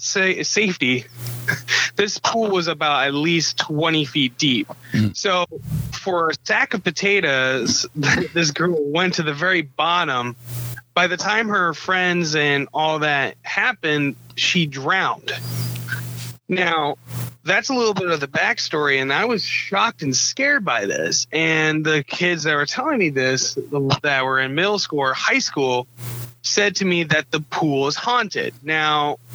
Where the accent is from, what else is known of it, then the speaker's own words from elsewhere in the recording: Nebraska, United States; moved away; also born or lived in Iowa / Neola, Iowa; I'm originally from, I was born in Nebraska. And my family has moved over pretty much Nebraska to Iowa multiple times